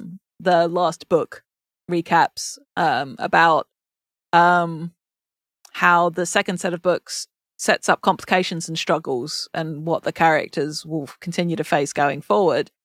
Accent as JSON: {"language": "English", "region": "England", "country": "United Kingdom", "said": "I'm English"}